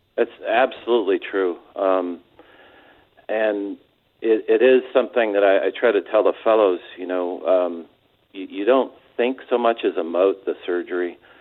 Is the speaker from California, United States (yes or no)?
yes; San Diego, California, United States; also born or lived in Orange County, California; I'm from San Diego, a couple of generations uh, worth